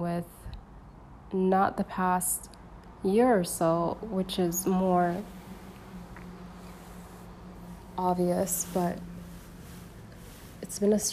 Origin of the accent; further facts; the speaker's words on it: Saudi Arabia; I was born in Saudia